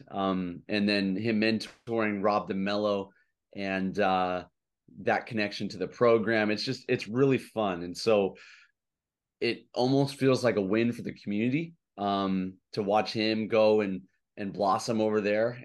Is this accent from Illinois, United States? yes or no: yes; Chicago, Illinois, United States; now in Hawaii, United States; I'm originally from Chicago